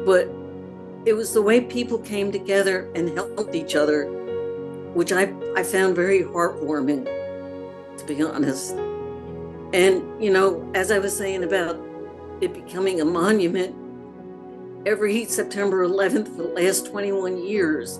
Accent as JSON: {"language": "English", "country": "United States", "said": "as an American"}